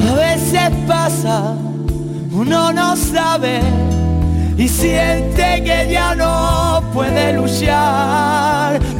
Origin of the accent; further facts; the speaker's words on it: Málaga, Andalusia, Spain; Soy de Málaga.